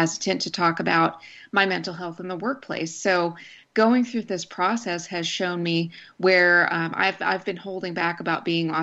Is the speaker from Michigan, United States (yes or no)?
no; Snyder, Texas, United States; I grew up in Snyder, which is a town in rural West Texas.